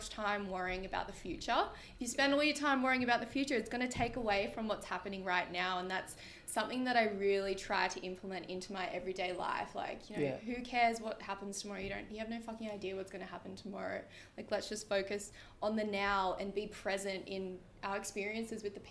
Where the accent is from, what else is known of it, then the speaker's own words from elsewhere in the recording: Sydney, New South Wales, Australia; I'm literally from Sydney